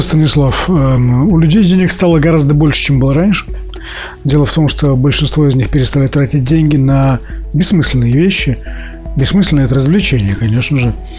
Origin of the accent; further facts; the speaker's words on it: Saint Petersburg, Russia; я коренной петербуржец в четвертом